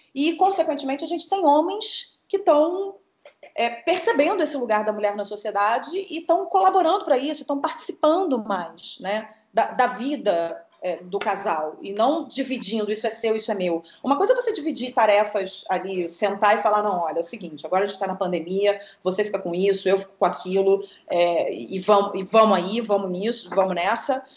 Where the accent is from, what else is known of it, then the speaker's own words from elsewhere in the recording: Rio de Janeiro, Brazil; moved away as an adult; now in São Paulo, Brazil; sou carioca da gema. É, tenho orgulho, apesar dos pesares, eu tenho orgulho de dizer que eu sou carioca